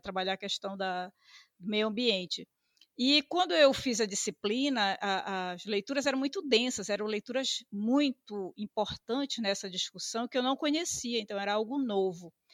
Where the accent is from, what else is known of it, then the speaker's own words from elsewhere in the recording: Belém, Pará, Brazil; Nasci em Belém. Belém, é, o bairro Marizal, nasci na Santa Casa